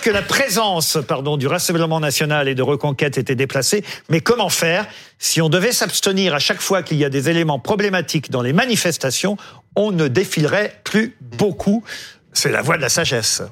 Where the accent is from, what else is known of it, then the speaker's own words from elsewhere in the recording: France; chez nous en France